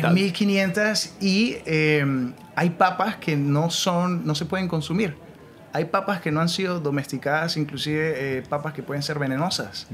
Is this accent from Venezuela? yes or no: yes; Mérida, Venezuela; moved away as an adult; also born or lived in Lima, Peru; me fui a la universidad en Venezuela a estudiar administración y em, perdí dos años haciendo nada porque no me gustaba, odiaba los números, eso es en Mérida, en mi ciudad